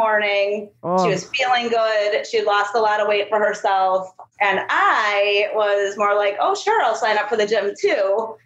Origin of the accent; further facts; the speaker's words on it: Wisconsin, United States; accent: UP; moved away as an adult; now in Sacramento, United States; I'm from Wisconsin, so I have this weird accent too that most people can't really understand